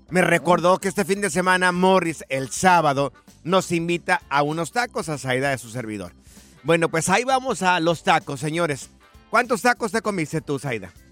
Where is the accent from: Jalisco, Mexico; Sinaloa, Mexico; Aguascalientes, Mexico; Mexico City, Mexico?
Aguascalientes, Mexico; Yo que soy de Aguascalientes